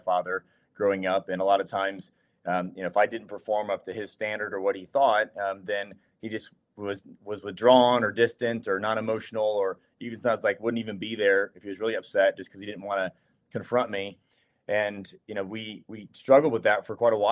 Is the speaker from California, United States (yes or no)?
no; Ohio, United States; moved away; also born or lived in Charleston; I'm from Ohio, born and raised. I grew up a Buckeye